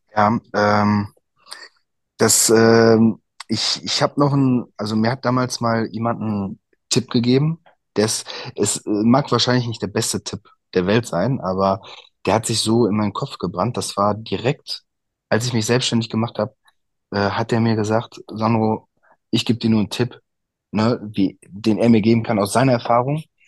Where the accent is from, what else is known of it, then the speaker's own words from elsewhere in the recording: Altena, North Rhine-Westphalia, Germany; meine Eltern haben ein Eiscafé bei uns in Altena, da komme ich her